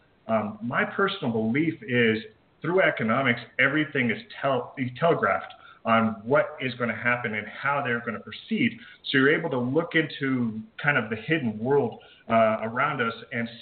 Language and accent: English; Colorado, United States; I was born and raised in Colorado on a small farm